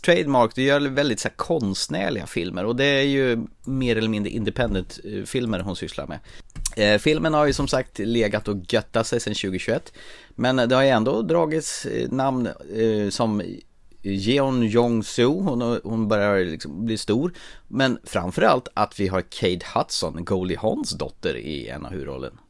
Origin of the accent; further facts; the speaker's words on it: Närke, Örebro County, Sweden; jag är ju från Närke